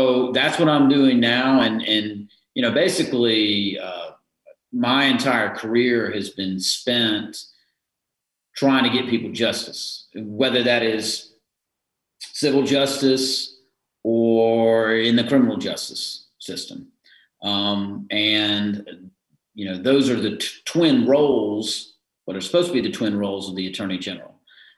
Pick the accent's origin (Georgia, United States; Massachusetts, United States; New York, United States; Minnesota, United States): Georgia, United States; Harris County; I'm originally from Harris County, Georgia, which is on the west side of the state